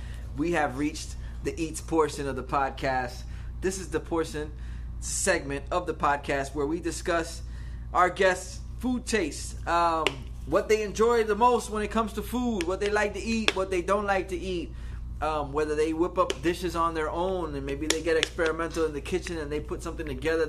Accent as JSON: {"language": "English", "town": "North Miami Beach", "region": "Florida", "country": "United States", "tie": "born or raised there", "said": "I grew up in North Miami Beach"}